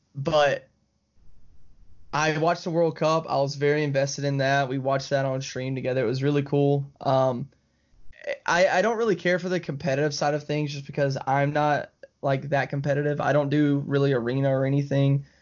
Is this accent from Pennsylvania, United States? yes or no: no; Alabama, United States; I'm from Alabama. Uh, you know, we're, like, twenty minutes from Georgia